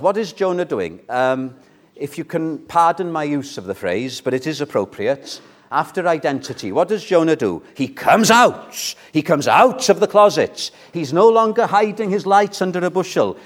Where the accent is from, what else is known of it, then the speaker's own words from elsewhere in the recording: Wales, United Kingdom; I'm British, I'm Welsh. That's my identity